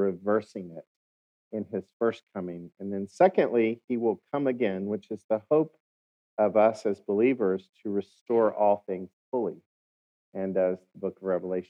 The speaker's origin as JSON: {"language": "English", "region": "Oklahoma", "country": "United States", "accent": "Oklahoma", "said": "my Oklahoma accent"}